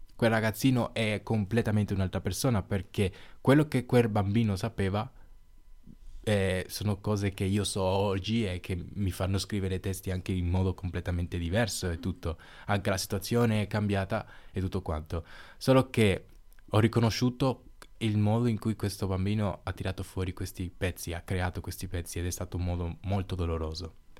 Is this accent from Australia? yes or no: no; San Pedro de Macorís, Dominican Republic; now in Silandro, Italy; sono cresciuto nella Repubblica Dominicana